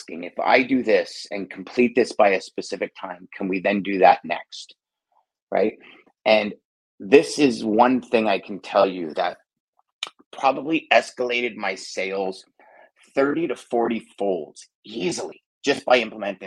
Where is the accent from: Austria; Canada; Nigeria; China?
Canada; maybe I'm Canadian